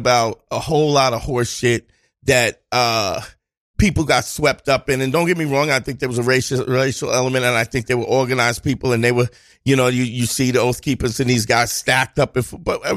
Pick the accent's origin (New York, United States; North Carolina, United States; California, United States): New York, United States; New York City; I grew up in Crown Heights in the 80s.